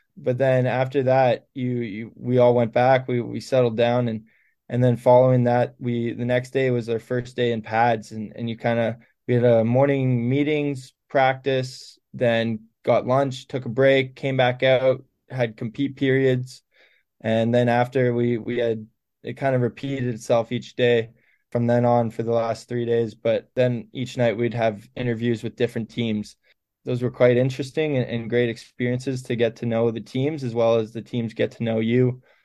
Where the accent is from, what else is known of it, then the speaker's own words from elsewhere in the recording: Canada; as Canadian kids